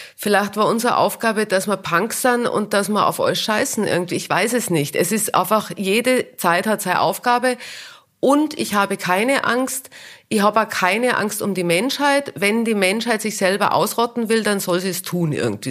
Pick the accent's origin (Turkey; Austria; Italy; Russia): Austria; Kitzbühel, Tyrol; accent: Tyrolean dialect; moved away as an adult; also born or lived in Vienna / New York / Munich; ich komme ja aus Kitzbühel und das ist alles so eng